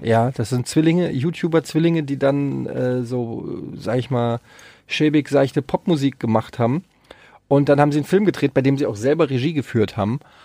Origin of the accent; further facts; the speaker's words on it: Frankfurt am Main, Hesse, Germany; ich habe früher als Kind auf dem Öderwegstraßenfest, äh, wer es noch kennt, in Frankfurt habe ich immer so äh, Kinderflohmarktmäßig